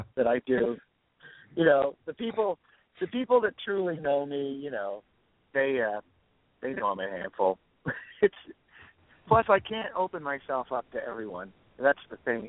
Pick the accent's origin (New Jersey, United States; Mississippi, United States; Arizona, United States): New Jersey, United States; moved away as an adult; also born or lived in Boston / New York; now in Los Angeles, United States; I grew up in New Jersey